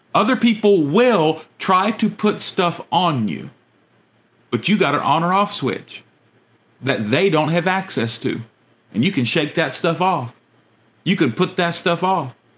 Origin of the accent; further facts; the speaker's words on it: United States; our American citizenship